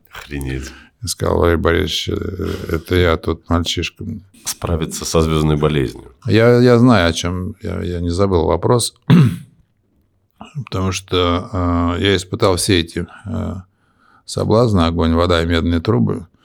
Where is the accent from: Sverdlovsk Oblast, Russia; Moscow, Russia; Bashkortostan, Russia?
Moscow, Russia; moved away as an adult; also born or lived in United States; Это в Москве. Я москвич.